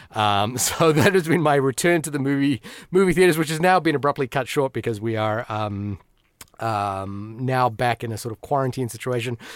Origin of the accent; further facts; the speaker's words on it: Fiji; moved away; also born or lived in New Zealand; despite growing up in a Bollywood-obsessed household, uh, being an Indian kid, uh, in Fiji